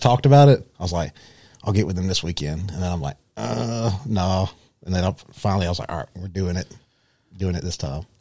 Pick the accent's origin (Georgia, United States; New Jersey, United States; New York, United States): Georgia, United States; Rome; I was born and raised here in Rome